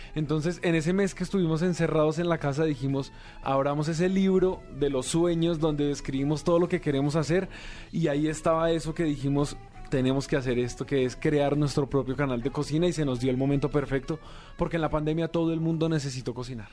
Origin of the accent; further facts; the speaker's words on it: Colombia; yo soy de Colombia